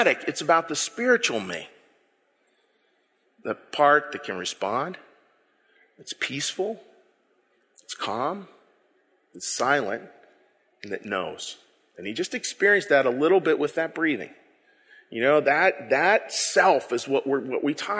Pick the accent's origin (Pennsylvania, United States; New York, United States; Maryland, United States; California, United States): Pennsylvania, United States; Pittsburgh; I'm from the Berg